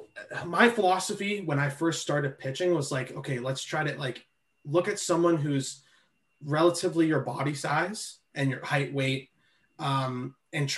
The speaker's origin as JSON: {"language": "English", "town": "Toronto", "region": "Ontario", "country": "Canada", "also_born_or_lived": "Ohio", "said": "I ended up going back to the place I started training at, the baseball development group down in Scarborough"}